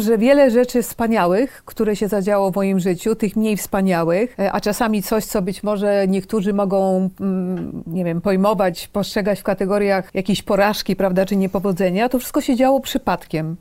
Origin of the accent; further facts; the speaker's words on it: Poland; moved away as an adult; also born or lived in London / Washington / Moscow; wyjechałam z Polski w połowie lat 80.